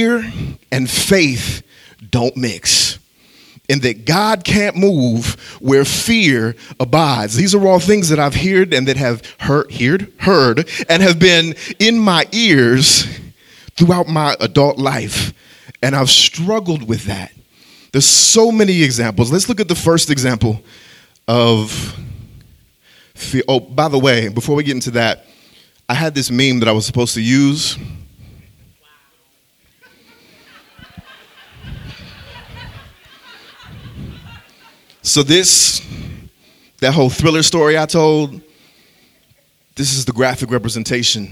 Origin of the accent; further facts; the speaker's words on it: Illinois, United States; a town that was about 10 minutes away from where I grew up in Illinois